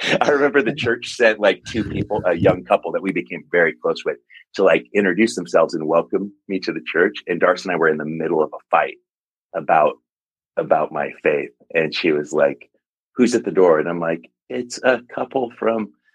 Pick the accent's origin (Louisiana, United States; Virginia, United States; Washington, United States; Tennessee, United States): Washington, United States; Longview; also born or lived in Rainier, Oregon / Seattle / Spokane / California; now in Portland, United States; I grew up in Longview, Kelso, Washington